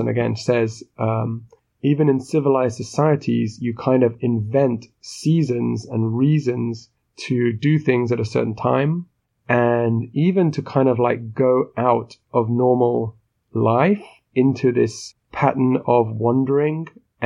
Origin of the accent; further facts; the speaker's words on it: United Kingdom; But I'm British